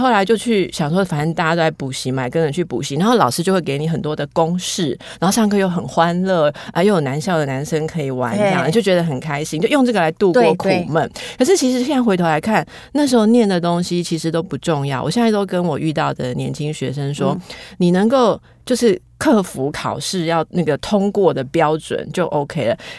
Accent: Taiwan; accent: Taiwanese Mandarin; 其实我们这样都还算是台湾国语了。

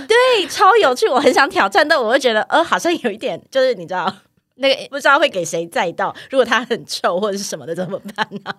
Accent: Taichung, Taiwan; 因为我是台中人，然后我小时候上学什么，我妈都是骑那个摩托车载我

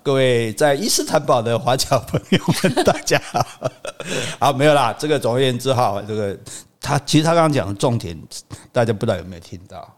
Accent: Taiwan; 我们台湾人习惯一开始就不会崩

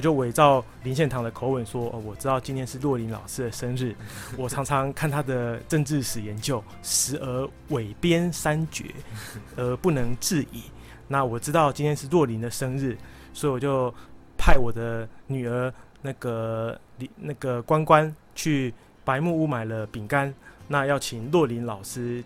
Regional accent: Taiwan; 我们台湾人

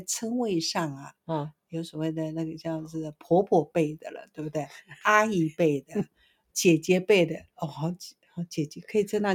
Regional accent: Taiwan; 我们台湾话叫做什么

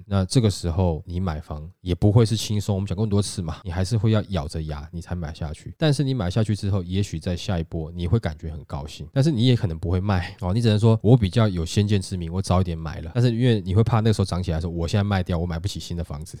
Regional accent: Taiwan; 我们台湾人

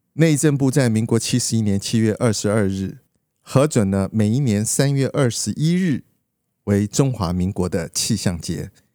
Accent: Liukuaicuo, Pingtung County, Taiwan; 小时候在屏东六块厝的乡下

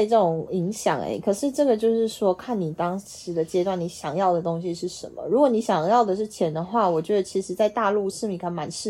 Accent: Taiwan; moved away as an adult; also born or lived in Shanghai; 只有我一个台湾人那种。

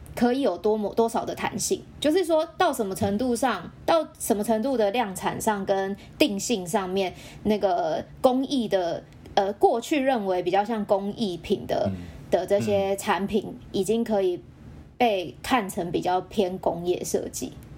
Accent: Taiwan; 因为我们台湾人应该每个人小时候都自己组过店

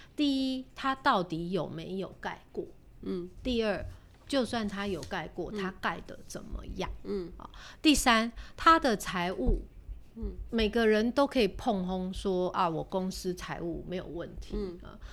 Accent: Taiwan; 身为台湾人，我们是幸福的

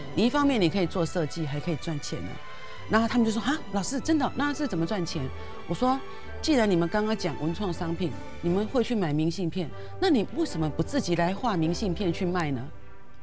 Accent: Taipei, Taiwan; 我是台北人嘛， 我是迪化街那， 那， 那边， 我妈妈是迪，迪化街那边人

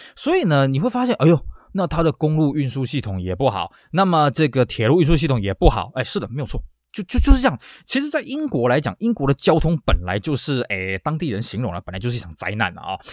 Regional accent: Taiwan; 尤其在我们台湾这边

